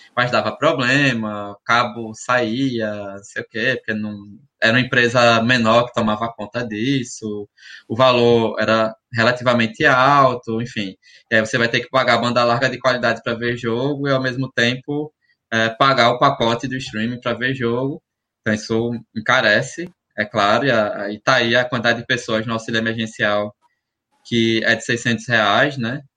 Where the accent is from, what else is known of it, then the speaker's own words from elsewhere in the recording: Alagoas, Brazil; eu sou de Alagoas